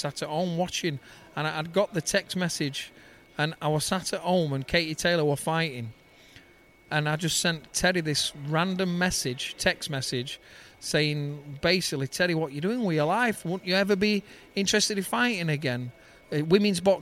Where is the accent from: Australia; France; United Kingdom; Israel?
United Kingdom; Denaby Main, Yorkshire and the Humber; we're from Derryby Main, and it's a little pit village, a council estate